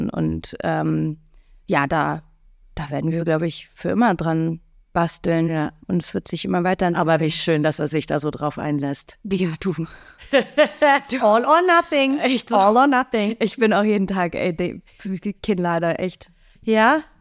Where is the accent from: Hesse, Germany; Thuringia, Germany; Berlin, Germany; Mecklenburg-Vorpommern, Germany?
Mecklenburg-Vorpommern, Germany; also born or lived in England / United States; ich hab den größten, größten Teil meiner Kindheit in England verbracht, mhm. ähm, habe aber keine familiäre Bindung zu England. Äh, mein Vater kommt aus Bayern, ich bin in Mecklenburg groß geworden, habe auch in den USA gelebt